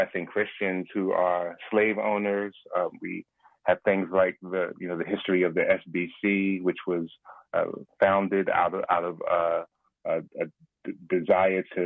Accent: Philadelphia, Pennsylvania, United States; I'm born and raised in Philadelphia, PA

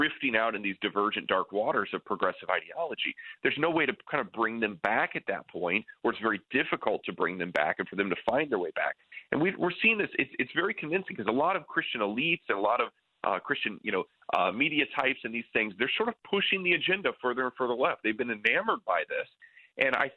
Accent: near Lake Michigan, Midwest, United States; I grew up near Lake Michigan

